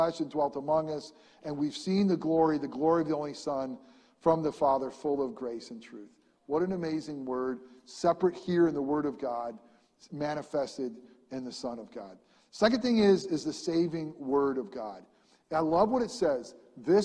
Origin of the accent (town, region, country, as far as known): upstate New York, United States; born or raised there